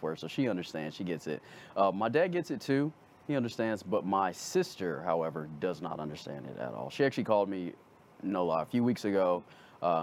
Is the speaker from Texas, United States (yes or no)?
yes; Arlington, Texas, United States; So I grew up, I'm from Arlington, so I'm from DFW